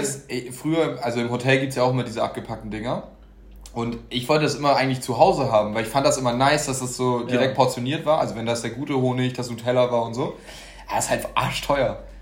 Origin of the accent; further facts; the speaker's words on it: Hamburg, Germany; wir kommen ja auch alle aus Hamburg